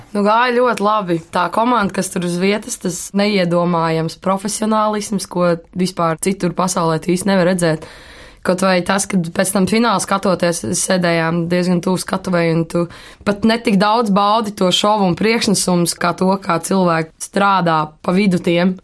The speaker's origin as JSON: {"language": "Latvian", "country": "Latvia", "said": "Latvijā es jūtos kā latvietis"}